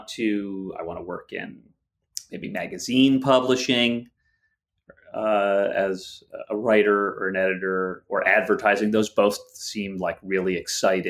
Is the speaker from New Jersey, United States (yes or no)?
no; the greater New York area, United States; the New York, the greater New York area